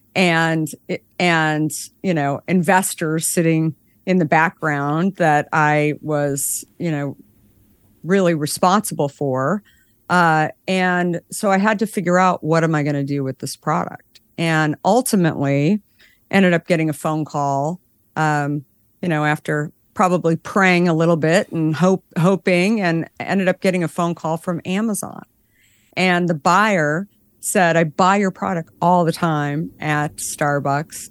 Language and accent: English; Scottsdale, Arizona, United States; I grew up in Arizona in Scottsdale